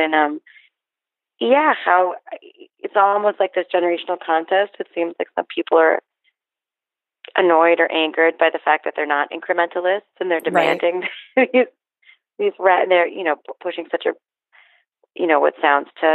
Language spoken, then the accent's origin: English; Miami, Florida, United States; I grew up in Miami